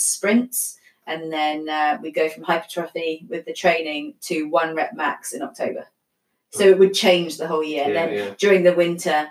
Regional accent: London, United Kingdom; I'm from London.

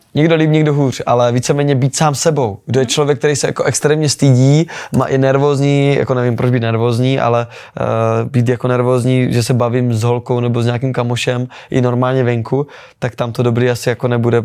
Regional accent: Olomouc, Olomouc Region, Czechia; učím u nás doma v Olomouci

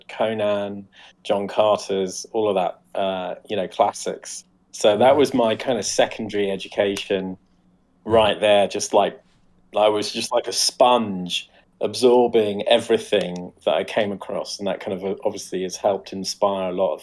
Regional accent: Coventry, West Midlands, United Kingdom; used to go and help his grandfather with his secondhand bookstall in Coventry Indoor Market.

